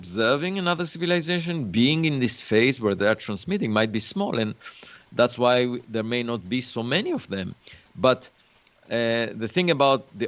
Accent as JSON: {"language": "English", "country": "Israel", "tie": "born or raised there", "moved": "yes", "said": "I was born in Israel"}